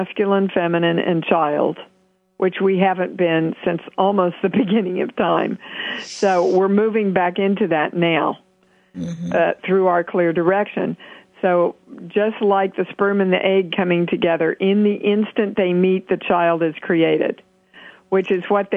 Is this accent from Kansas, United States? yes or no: yes; Kansas, United States; a little girl from Kansas